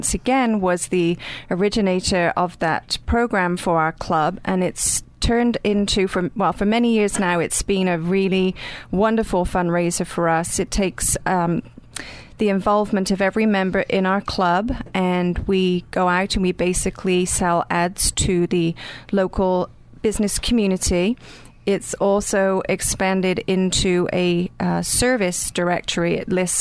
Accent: Gloucestershire, South West England, United Kingdom; moved away as an adult; now in Millbrook, United States; I'm from Gloucestershire in England.

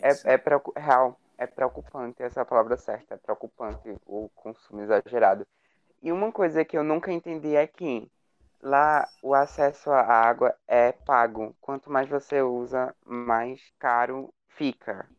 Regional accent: Brazil

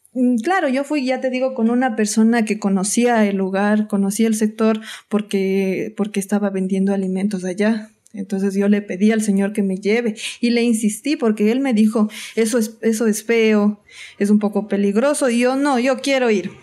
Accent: Atuntaqui, Imbabura, Ecuador; moved away as an adult; also born or lived in Quito; soy de Atuntaki... mi cantón se llama Antonio Ant

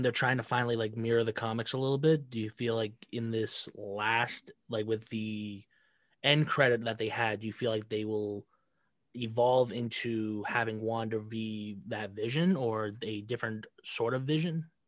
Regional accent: Rhode Island, United States; I'm from Rhode Island.

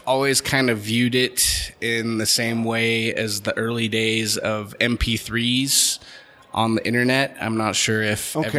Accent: Holladay, Utah, United States; also born or lived in Sandy, Utah; Grew up in Holiday, Utah.

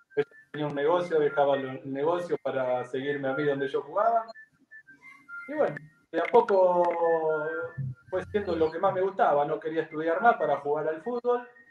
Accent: Empalme Villa Constitución, Santa Fe, Argentina; moved away as an adult; also born or lived in Ecuador; yo nací en un pueblo donde hoy somos 8.000, 9.000 habitantes, más o menos

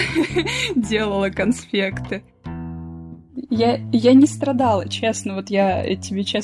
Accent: Voronezh, Voronezh Oblast, Russia; Я из Воронежа, да, я из Воронежа совсем. Ну, то есть я родилась

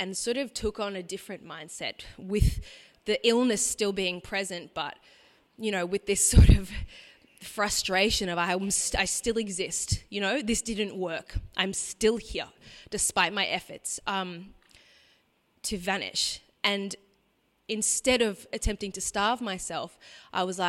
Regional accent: Brisbane, Queensland, Australia; I grew up in Brisbane, in a what you might call a nominal Catholic family

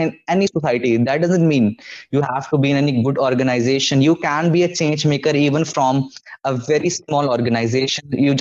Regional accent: India; I'm from India and we have the NCERT book

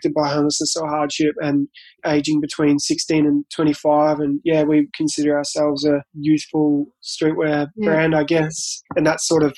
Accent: Colac, Victoria, Australia; I'm from Colac, which is a country town past Geelong.

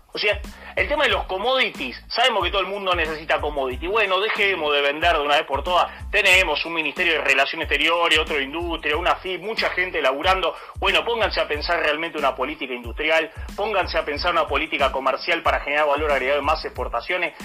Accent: Argentina

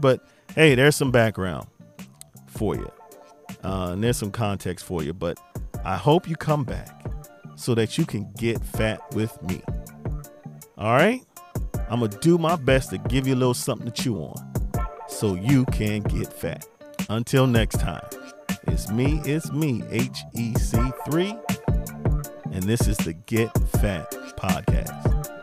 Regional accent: Beltsville, Maryland, United States; born and raised in Maryland, particularly Beltsville, Maryland.

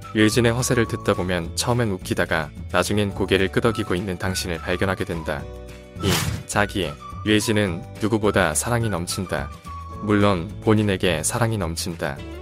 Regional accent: Gangwon, South Korea; 나도 강원도 출신인데

